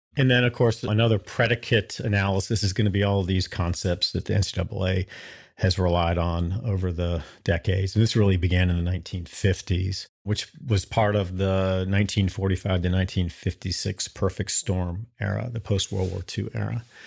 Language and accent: English; Durham, North Carolina, United States; moved away as an adult; also born or lived in Athens, Georgia; I grew up in Durham. Uh, Durham's my hometown.